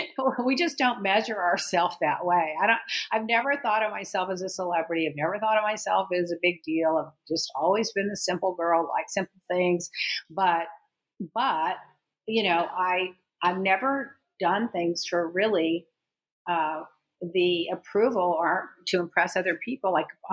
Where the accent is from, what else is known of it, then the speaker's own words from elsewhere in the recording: Texas, United States; moved away as an adult; now in Miami, United States; Yeah, I grew up in Texas, and then I immediately went to Houston